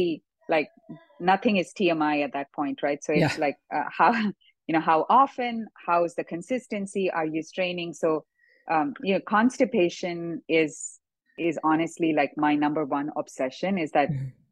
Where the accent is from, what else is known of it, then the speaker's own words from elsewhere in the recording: South India, India; moved away; when I grew up in India